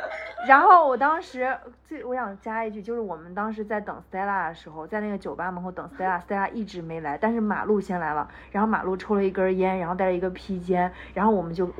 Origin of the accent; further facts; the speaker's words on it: Japan; 我每次跟他们说我来自日本